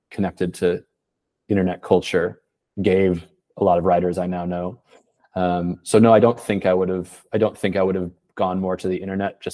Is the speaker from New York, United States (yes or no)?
no; Portland, Oregon, United States; moved away as an adult; also born or lived in Boston; now in Paris, France; I'm from Portland, Oregon. I left in 2008